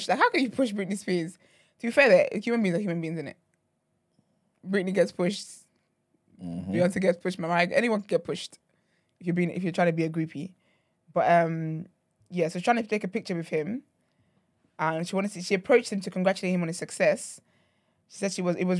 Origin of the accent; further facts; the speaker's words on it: Nigeria; being Nigerian